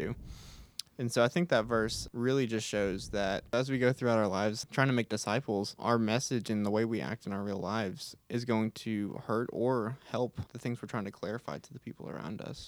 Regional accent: Houston, Texas, United States; I am from Houston, Texas

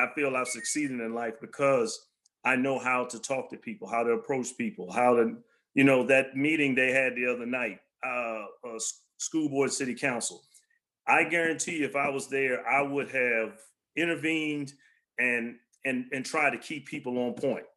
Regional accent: Alexandria, Virginia, United States; I was raised in Alexandria and Del Rey when nobody really wanted to live there

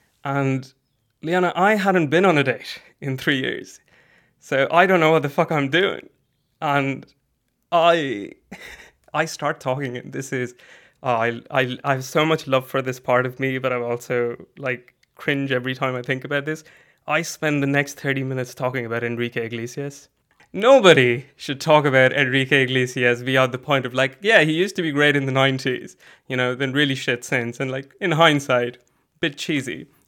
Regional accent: India; born there; I am brown. I was born in India, but I've moved around quite a bit.

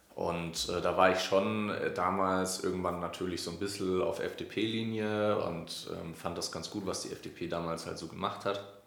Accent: Neumarkt in der Oberpfalz, Bavaria, Germany; ich bin in äh, Neumarkt in der Oberpfalz aufgewachsen. Also das ist zwischen Nürnberg und Regensburg

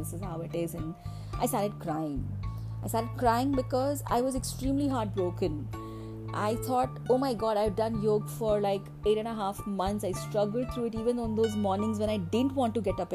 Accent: Kerala, India; moved away; my hometown where my mother lived, in Kerala

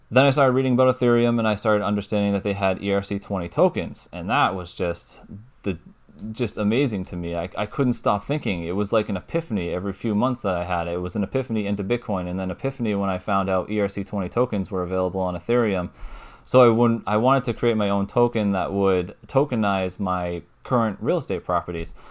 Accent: New Hampshire, United States; I'm from New Hampshire, so New England area.

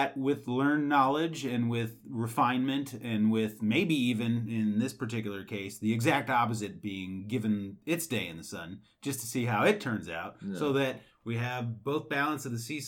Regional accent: Quebec, Canada; I'm from Quebec

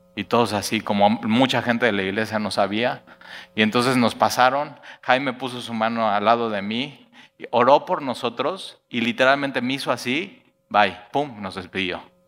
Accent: Mexico City, Mexico; now in Veracruz, Mexico; yo nací en el DF

